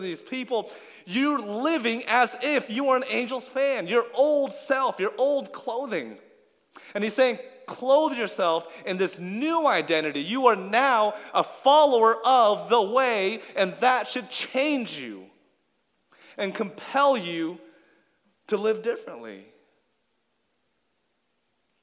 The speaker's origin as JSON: {"language": "English", "town": "Seattle", "region": "Washington", "country": "United States", "also_born_or_lived": "Anaheim", "said": "I am now back in Seattle. I'm from Seattle."}